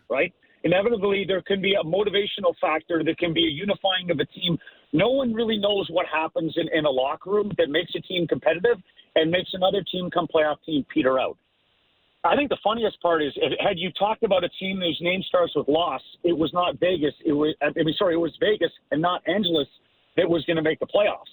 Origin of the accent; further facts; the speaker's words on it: Ottawa, Ontario, Canada; I grew up in Ottawa